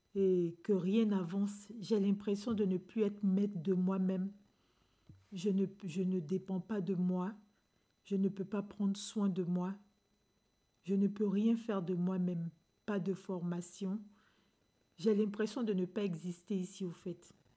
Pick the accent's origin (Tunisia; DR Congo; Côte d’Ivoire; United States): Côte d’Ivoire; moved away as an adult; now in France; je suis d'origine ivoirienne, je viens de la Côte d'Ivoire